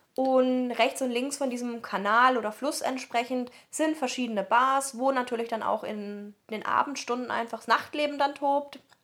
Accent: near Heidelberg, Baden-Württemberg, Germany; accent: southern German; wir kommen ja aus Süddeutschland, wie man uns auch anhört, und haben dann eben erzählt, äh, ja, South of Germany und ja, near Heidelberg

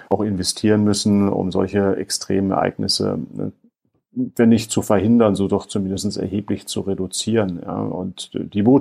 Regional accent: Rhineland-Palatinate, Germany; Ich komme aus der Gegend des Ahrtals, ähm, von daher ähm, viele im Ahrtal sagen auch

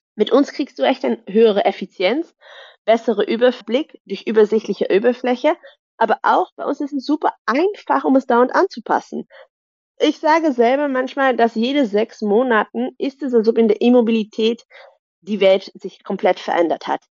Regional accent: Netherlands; German is a second language; moved away as an adult; also born or lived in Germany / Brussels; ich bin gebürtige Niederländerin, aber habe lange in Deutschland gearbeitet und studiert

